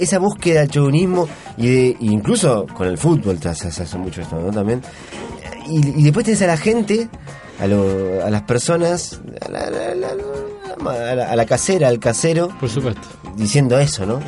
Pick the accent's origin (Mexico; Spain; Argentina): Argentina; moved away as an adult; also born or lived in Switzerland; now in Concón, Chile; yo me fui de Argentina a finales del 99, 2000 casi